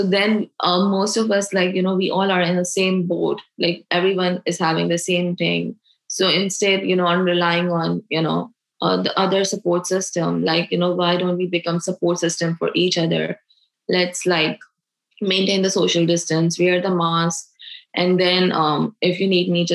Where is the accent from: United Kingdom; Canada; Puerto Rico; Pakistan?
Pakistan; moved away as an adult; now in United States; I am from Pakistan